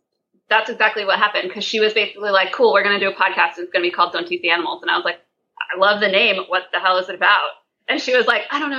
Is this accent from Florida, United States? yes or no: no; Roanoke Valley, Virginia, United States; moved away as an adult; also born or lived in Chicago; now in New York, United States; I grew up in the Roanoke Valley in Virginia.